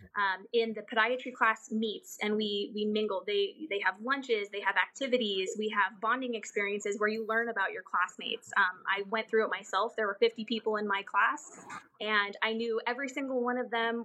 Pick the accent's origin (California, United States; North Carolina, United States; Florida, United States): California, United States; Southern Orange County; I grew up in Southern Orange County